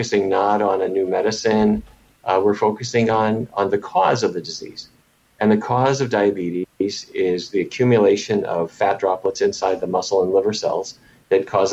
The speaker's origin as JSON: {"language": "English", "town": "Fargo", "region": "North Dakota", "country": "United States", "tie": "born or raised there", "said": "I grew up in Fargo, North Dakota"}